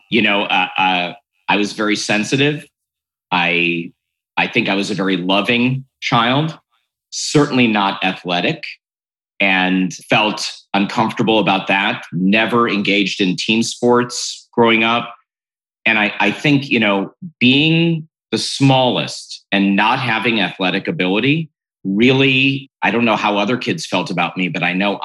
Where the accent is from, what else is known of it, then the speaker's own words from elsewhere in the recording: Cleveland, Ohio, United States; I'm from Cleveland, Ohio